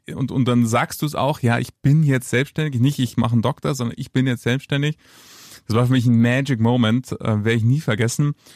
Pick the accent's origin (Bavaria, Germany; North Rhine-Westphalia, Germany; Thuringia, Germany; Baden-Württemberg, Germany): Bavaria, Germany; Munich; ich bin gebürtiger Münchner, rechts der Isar geboren